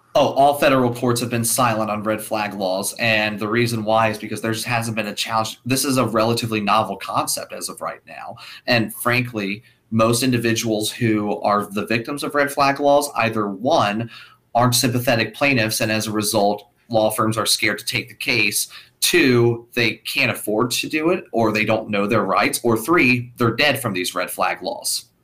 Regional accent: Kentucky, United States; my home state of Kentucky

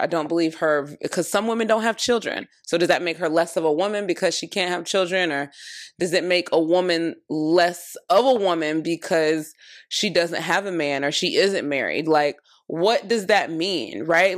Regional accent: Florida, United States; I'm from Florida

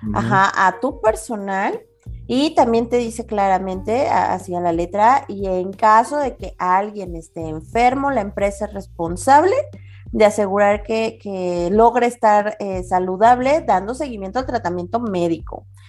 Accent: Mexico; comunidades de mexicanos, que prácticamente estamos regados por todo el mundo

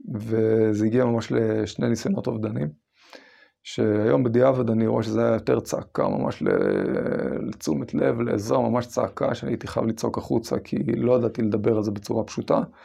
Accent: Israel; אני גדלתי בקיבוץ של שומר צעיר עד אה, אחרי הצבא.

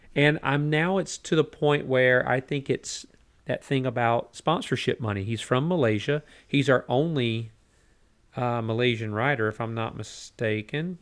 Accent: United States; it's just two guys from America

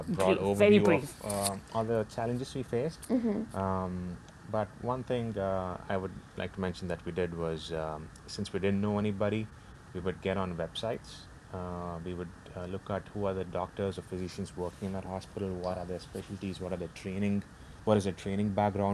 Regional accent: India; moved away as an adult; now in United States; other people our age back home in India

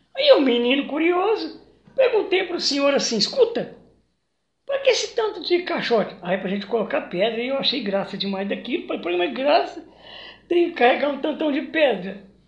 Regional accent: Nova Ponte, Minas Gerais, Brazil; also born or lived in Capelinha dos Inácios, near Pedrinópolis; eu infelizmente não nasci em Nova Ponte, mas onde eu nasci eu também respeito muito, que é um lugarzinho chamado Capelinha dos Inácios, perto de Pedrinópolis. De lá eu vim para cá com seis anos para estudar

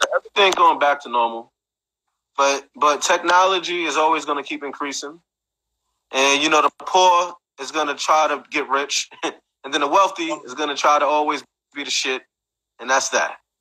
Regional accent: New York City, New York, United States; I'm from Brooklyn

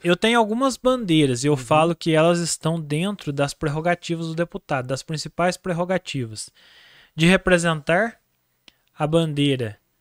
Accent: Andradas, Minas Gerais, Brazil; Eu sou de Andradas

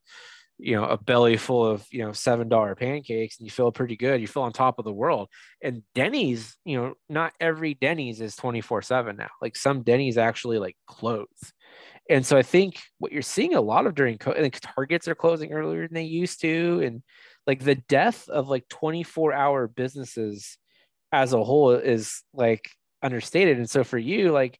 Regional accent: El Cajon, California, United States; also born or lived in Mira Mesa, San Diego; I grew up like in El Cajon

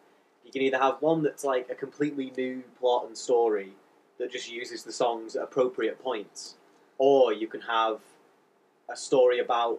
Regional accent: United Kingdom; accent: a little bit posh, but a little bit northern; Because I'm a little bit posh, but a little bit northern.

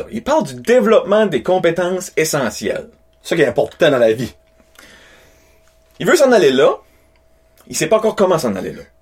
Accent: Beresford, New Brunswick, Canada; first language French; also born or lived in Moncton / Shippagan; Je viens de Beresford, justement.

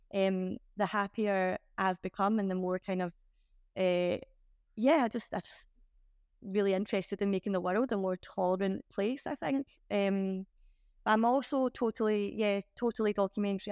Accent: Glasgow, Scotland, United Kingdom; I'm from Glasgow.

